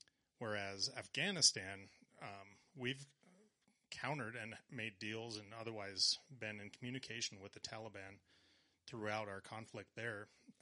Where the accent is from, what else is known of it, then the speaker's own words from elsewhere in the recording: LaSalle, United States; LaSalle, actually.